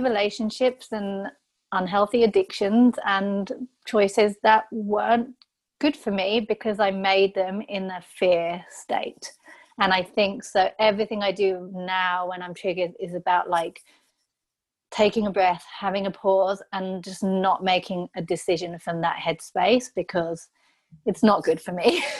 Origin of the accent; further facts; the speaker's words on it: England, United Kingdom; I'm so English.